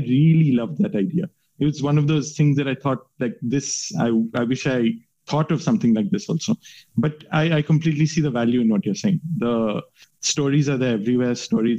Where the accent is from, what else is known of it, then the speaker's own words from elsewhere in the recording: West Virginia, United States; born there; So my mom's American and I was born in West Virginia. My dad met my mom in West Virginia.